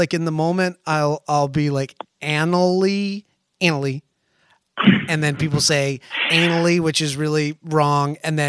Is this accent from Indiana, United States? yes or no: yes; Indiana, United States; You're talking to a Hoosier native. That's on my birth certificate.